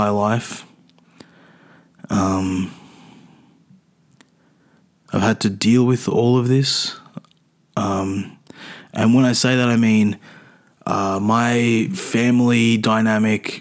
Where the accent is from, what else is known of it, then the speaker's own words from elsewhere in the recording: Adelaide, South Australia, Australia; moved away; No, I was born in Adelaide. I was born in Adelaide though.